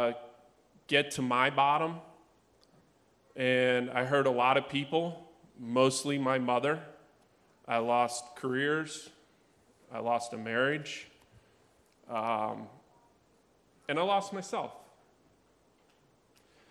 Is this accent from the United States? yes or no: yes; Outer Banks, North Carolina, United States; And I grew up on the Outer Banks in North Carolina.